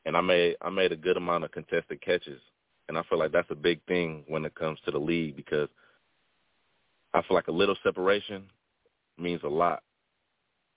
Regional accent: Wisconsin, United States; I grew up a Packer fan. And, you know, I'm from Wisconsin

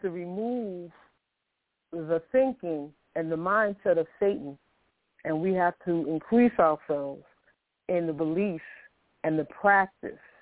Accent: New York City, New York, United States; I grew up, I was born in Harlem Hospital in New York City. I grew up in public housing. I grew up in Queensbridge.

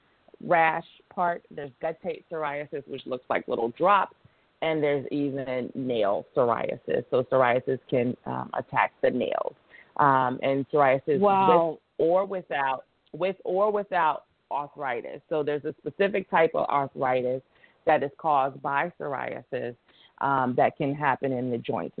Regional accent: North Carolina, United States; I'm from North Carolina

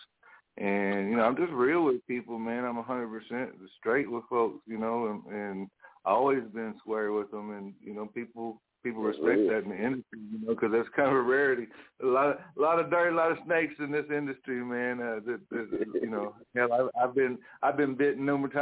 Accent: Muskogee, Oklahoma, United States; I'm from Muskogee. I grew up here, born and raised here, grew up on the south side

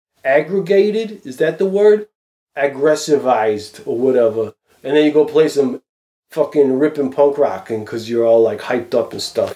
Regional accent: United States; I'm an American

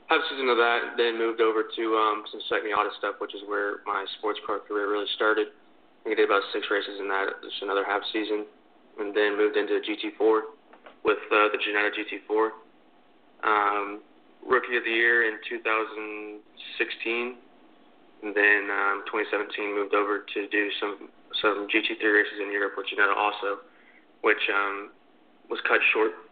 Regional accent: New Braunfels, Texas, United States; I started karting when I was about 10, I think, in my hometown of New Braunfels, Texas.

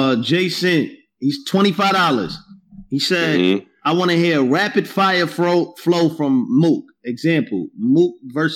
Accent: New York, United States; this sucks because I'm from New York.

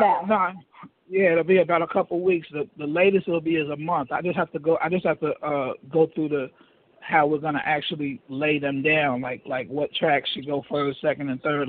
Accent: New York City, New York, United States; moved away as an adult; also born or lived in Harlem, New York / St. Albans, Queens, New York; now in Daytona Beach, United States; I'm from Riverdale. I was in I grew up my mother lived in the Bronx, Riverdale, the Riverdale section of the Bronx.

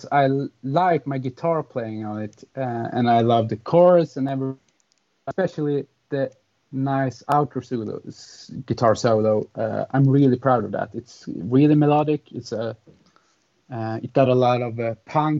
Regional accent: Hammarstrand, Jämtland, Sweden; English is a second language; it's like in my hometown that I live right now. It's a small village called Hammarstrand in the middle part of Sweden.

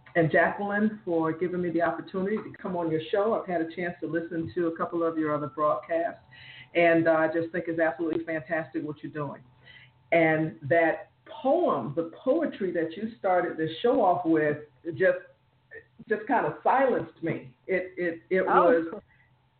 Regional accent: South Florida, United States; moved away as an adult; now in Jacksonville, United States; I'm from South Florida, but I live in North Florida.

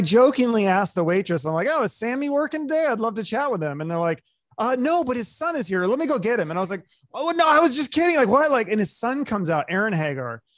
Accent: Seattle, Washington, United States; I was growing up in Seattle

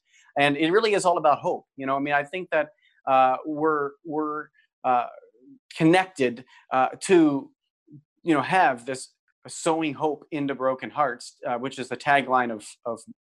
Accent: Philadelphia, Pennsylvania, United States; now in Wisconsin, United States; I'm a native Philadelphian. I grew up in Philadelphia.

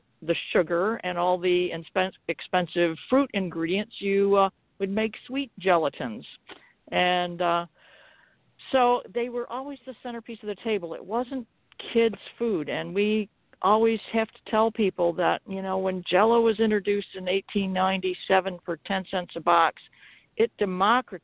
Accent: LeRoy, New York, United States; I'm from LeRoy, New York, and that's where I'm calling from

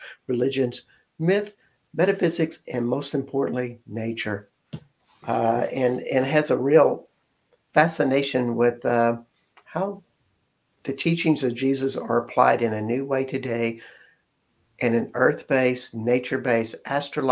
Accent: Texas, United States; we're all from Texas

